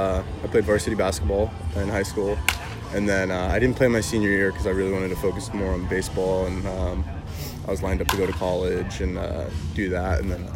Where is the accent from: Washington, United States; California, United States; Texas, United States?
California, United States; San Diego; my whole family's born and raised in San Diego. And I born and raised, and I still live in San Diego right now. So we're just San Diego born and raised.